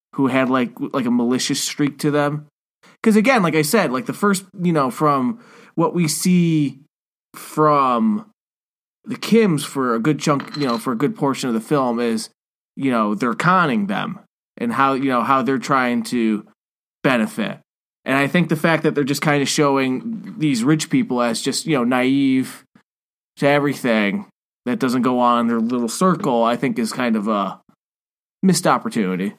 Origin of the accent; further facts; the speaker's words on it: United States; being an American